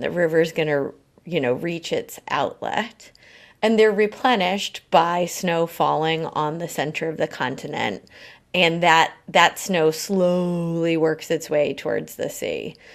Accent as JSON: {"language": "English", "region": "New England", "country": "United States", "tie": "born or raised there", "also_born_or_lived": "Oregon / Vietnam / Colombia / New York City", "moved": "as an adult", "said": "I grew up in New England"}